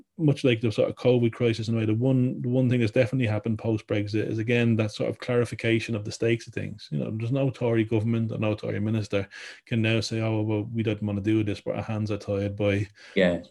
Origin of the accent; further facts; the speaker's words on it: Ireland; now in Wales, United Kingdom; I grew up in Ireland